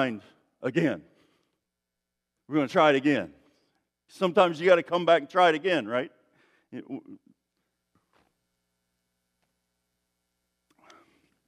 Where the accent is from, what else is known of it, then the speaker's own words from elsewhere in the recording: East Tennessee, United States; I'm from East Tennessee, where, you know, people say things in funny ways